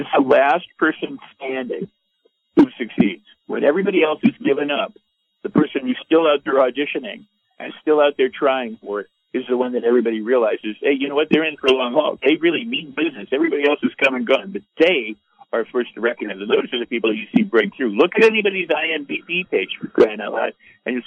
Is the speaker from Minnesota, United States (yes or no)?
no; Los Angeles, California, United States; I'm from Hollywood